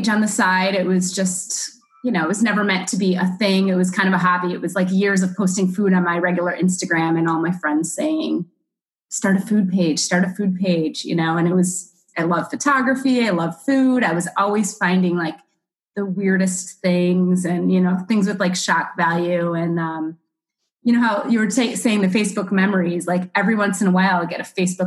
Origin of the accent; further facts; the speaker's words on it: Chicago, Illinois, United States; also born or lived in New York City, United States; now in Miami, United States; I'm originally from Chicago, but I lived in New York City